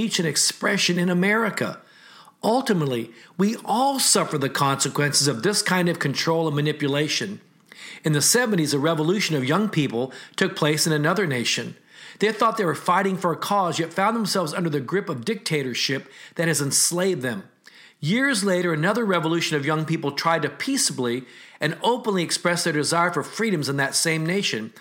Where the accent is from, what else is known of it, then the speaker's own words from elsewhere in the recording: United States; As an American with Asian descent